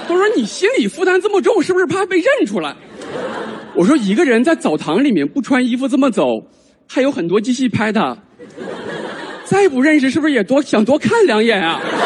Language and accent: Chinese; Northeast China, China; moved away; 地战选了我的老家，东北